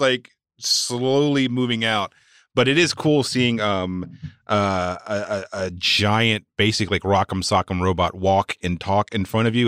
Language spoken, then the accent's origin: English; Walnut Cove, North Carolina, United States; moved away; my hometown is a place called Walnut Cove, North Carolina